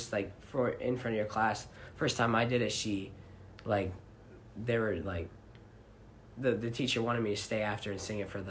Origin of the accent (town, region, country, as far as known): Alpena, Michigan, United States